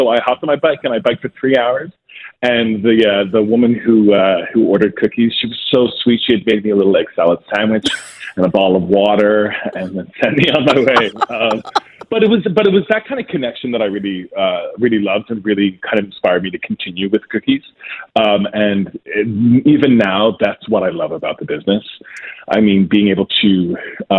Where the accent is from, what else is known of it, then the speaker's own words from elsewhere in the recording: St. John's, Newfoundland and Labrador, Canada; moved away as an adult; now in Toronto, Canada; I grew up in St. John's, Newfoundland